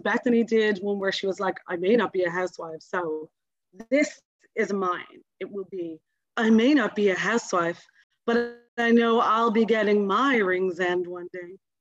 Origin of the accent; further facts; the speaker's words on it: Dublin, Leinster, Ireland; I live in Ringsend. I'm from Ringsend. All my family are from Ringsend